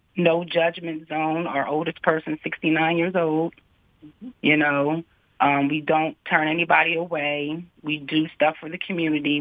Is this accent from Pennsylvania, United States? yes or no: yes; Harrisburg, Pennsylvania, United States; also born or lived in Virginia; I'm born and raised in Harrisburg